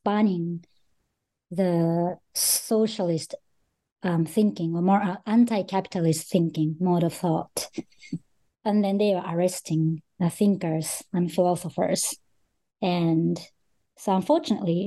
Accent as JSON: {"language": "English", "country": "Japan", "tie": "born or raised there", "also_born_or_lived": "Australia / Russia", "said": "I was born in Japan and grew up in Japan most of my life"}